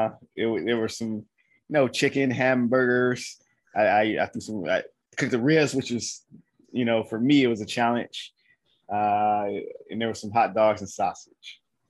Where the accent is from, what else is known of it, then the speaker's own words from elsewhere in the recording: Detroit, Michigan, United States; moved away; I went back to my hometown, Detroit.